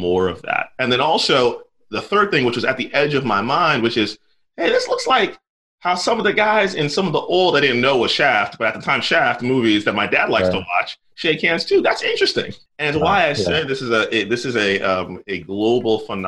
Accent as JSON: {"language": "English", "region": "Central New Jersey", "country": "United States", "tie": "born or raised there", "said": "I grew up in Central New Jersey"}